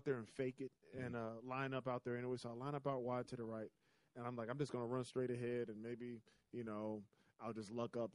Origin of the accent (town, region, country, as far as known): South Carolina, United States; moved away as an adult